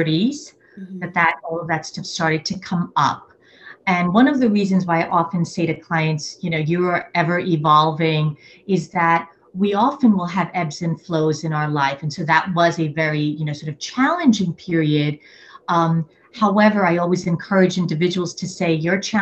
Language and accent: English; New York City, New York, United States; I am originally a New Yorker, a born and raised New Yorker, coming from an immigrant family